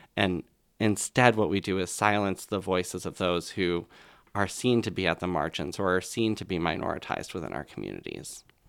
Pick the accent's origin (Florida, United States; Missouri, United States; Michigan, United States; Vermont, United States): Vermont, United States; Colchester; right here in Vermont. So I was in Colchester, Vermont at the time